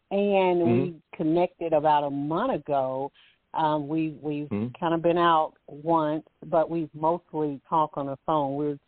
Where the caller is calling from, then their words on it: Alabama, United States; I'm calling from Alabama.